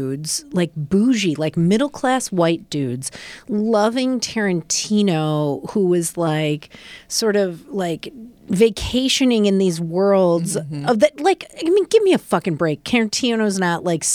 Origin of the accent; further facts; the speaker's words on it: Rockford, Illinois, United States; I grew up in Rockford, Illinois.